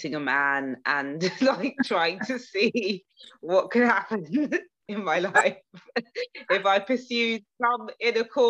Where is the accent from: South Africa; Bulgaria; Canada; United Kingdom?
United Kingdom; England; moved away as an adult; also born or lived in Nigeria (ancestry); now in New York, United States; I'm very British